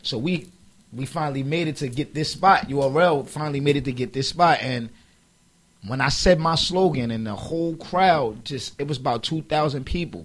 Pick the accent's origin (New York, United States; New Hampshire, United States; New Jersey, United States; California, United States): New York, United States; New York City; moved away; growing up in Harlem, like, it's like, if you look at the way it's set up out here, it's houses